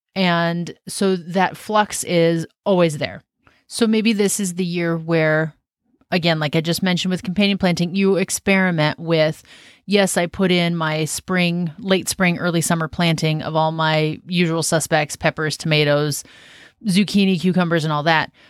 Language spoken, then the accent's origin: English; Washington, United States; also born or lived in Southern California / South Carolina / Western Oregon; now in Oregon, United States; I'm from Washington State, just north of where we live now